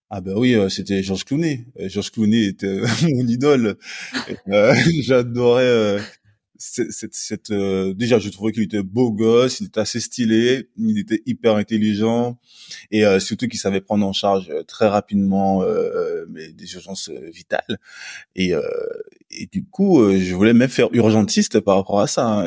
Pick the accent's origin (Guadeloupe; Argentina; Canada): Guadeloupe; also born or lived in Lille, France; now in Martinique; je suis originaire de la Guadeloupe